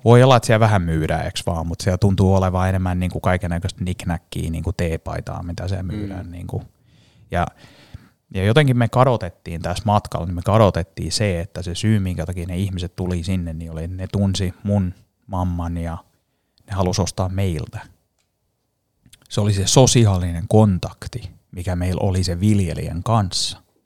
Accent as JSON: {"language": "Finnish", "country": "Finland", "also_born_or_lived": "Paris, France / United States", "moved": "as an adult"}